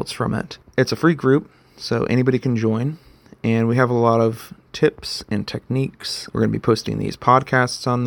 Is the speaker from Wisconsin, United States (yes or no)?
no; Texas, United States; moved away as an adult; also born or lived in San Antonio, Texas; now in Boise, United States; But I am originally from Texas.